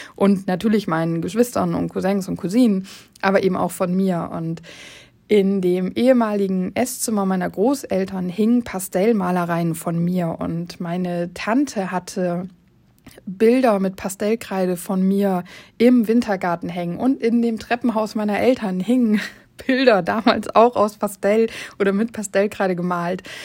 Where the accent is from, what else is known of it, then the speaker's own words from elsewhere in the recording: Oldenburg, Lower Saxony, Germany; ich komme aus Oldenburg